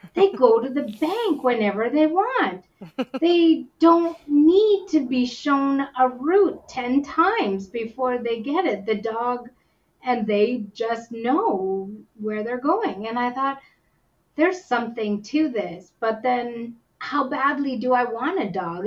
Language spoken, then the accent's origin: English; Whitehorse, Yukon, Canada; also born or lived in India; I was born in India and adopted to Canada by uh, a Canadian couple, and I was number five out of the six children to be adopted into our family. And uh, we, I was raised up in the Yukon, up in Whitehorse.